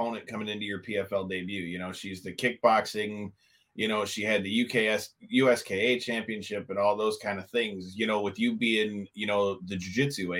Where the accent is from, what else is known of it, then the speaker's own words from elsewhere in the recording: Detroit, Michigan, United States; I'm from Detroit